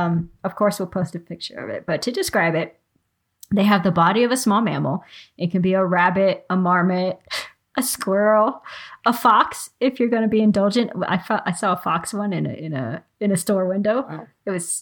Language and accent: English; Bavaria, Germany; born there; And I was born in Bavaria, so they're kind of like, they're really special to me.